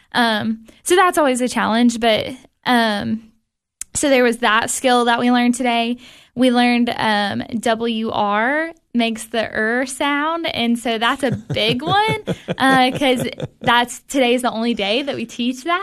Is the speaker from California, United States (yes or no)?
no; Cookeville, Tennessee, United States; I'm from Cookville originally. I grew up here